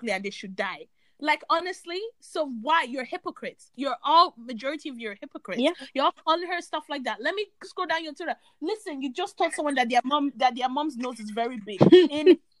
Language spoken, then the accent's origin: English; Ireland; growing up in Ireland around white people